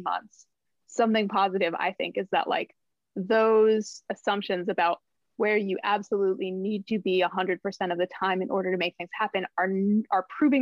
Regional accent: New Jersey, United States; also born or lived in Brooklyn, United States / Los Angeles, United States; now in Maine, United States; Originally, I'm from a part of New Jersey that is unsung

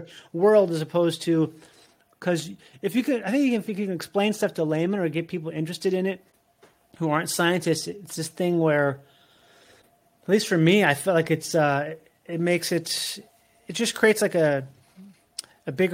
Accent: Minnesota, United States; moved away as an adult; also born or lived in Florida; I grew up in Minnesota

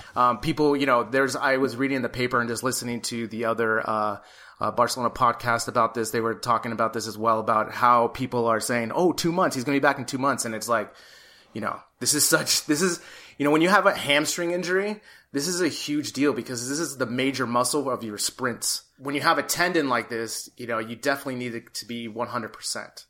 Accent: California, United States; now in Madrid, Spain

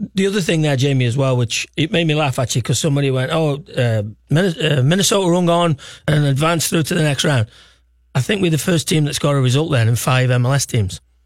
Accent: Stoke-on-Trent, West Midlands, United Kingdom; moved away; I'm not from Liverpool. I'm from Stoke.

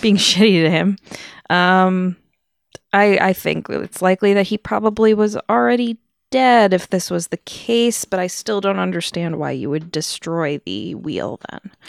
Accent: United States; as American people

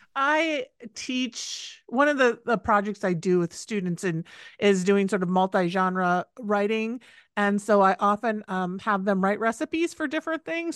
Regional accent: Midwest, United States; I grew up in the Midwest

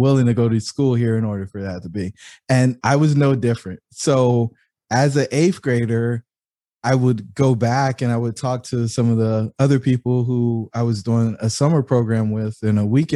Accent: Fayetteville, North Carolina, United States; I grew up in Fayetteville, North Carolina

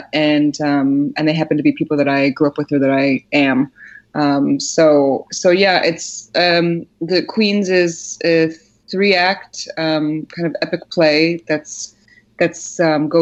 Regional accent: Poland; moved away; I was born in Poland, and most of my family is all there

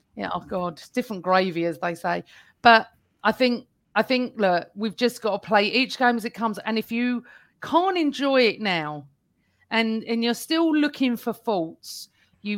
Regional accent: Essex, East of England, United Kingdom; I'm from Essex, so I don't speak like

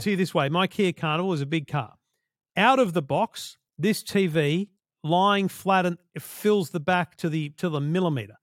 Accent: Australia; we're Australian

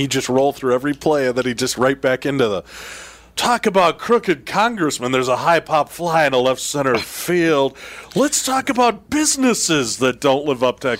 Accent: Chicago, Illinois, United States; I grew up in Chicago

